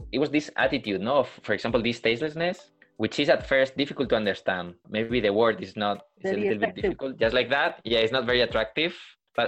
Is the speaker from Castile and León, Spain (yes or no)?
yes; Burgos, Castile and León, Spain; in the emergency department of my hometown here in Burgos